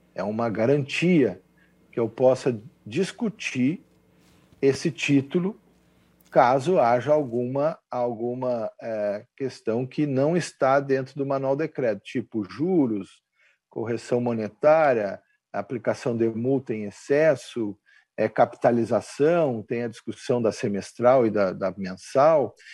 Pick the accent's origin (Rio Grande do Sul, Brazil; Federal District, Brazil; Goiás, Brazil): Rio Grande do Sul, Brazil; Dom Pedrito; eu sou lá da fronteira com o Uruguai, eu sou lá de Dom Pedrito.